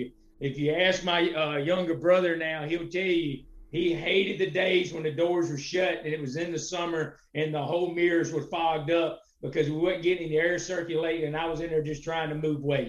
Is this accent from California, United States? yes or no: no; Clinton, South Carolina, United States; Okay, so I'm from Clinton, South Carolina. That is located in Lawrence County, just south of Greenville, near Presbyterian College.